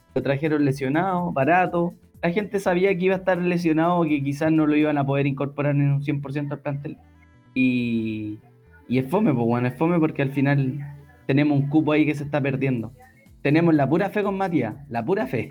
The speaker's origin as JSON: {"language": "Spanish", "country": "Chile", "said": "Somos muy chilenos"}